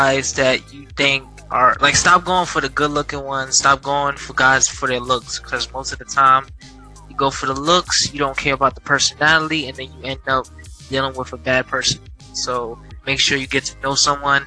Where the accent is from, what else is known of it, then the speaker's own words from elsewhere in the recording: New York, United States; I'm from New York.